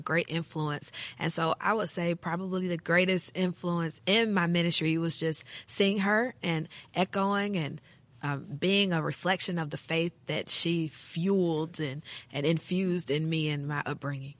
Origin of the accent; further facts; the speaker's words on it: Jackson, Tennessee, United States; I grew up in Jackson, Tennessee